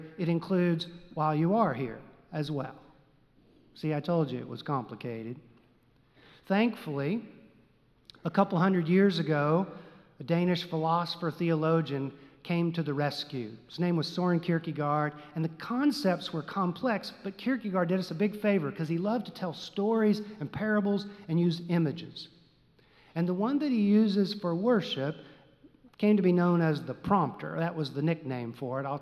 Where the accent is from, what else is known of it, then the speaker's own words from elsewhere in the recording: Texas, United States; Growing up in Texas, we knew nothing of the terms pop and soda and soft drink